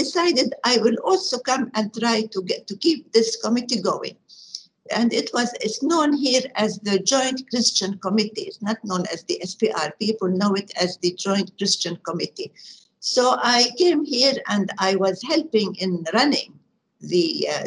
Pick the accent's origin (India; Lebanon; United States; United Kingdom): Lebanon; Beirut, Beirut Governorate; also born or lived in Jerusalem; I grew up in lovely Lebanon